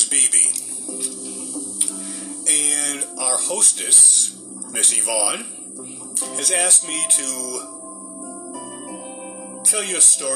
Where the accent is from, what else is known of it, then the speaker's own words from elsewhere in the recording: Boston, Massachusetts, United States; we were raised up in the Boston area, so we had snow in the wintertime